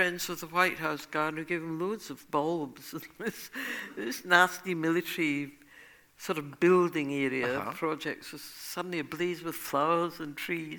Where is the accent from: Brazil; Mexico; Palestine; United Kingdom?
United Kingdom; Scotland; now in United States; I would say I was from England because he didn't know where Scotland was. And they say, how long have you been here in the States? I say, 2 years.